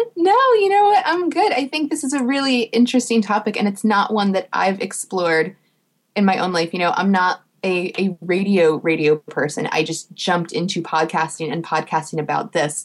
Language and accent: English; New Jersey, United States; I'm from New Jersey